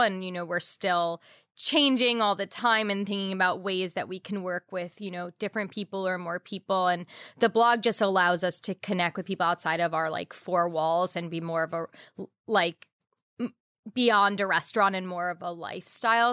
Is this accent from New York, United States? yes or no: yes; New York City, New York, United States; I grew up in New York City